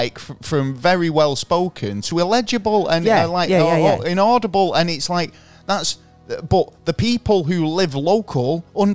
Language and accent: English; Manchester, North West England, United Kingdom; as a Mancunian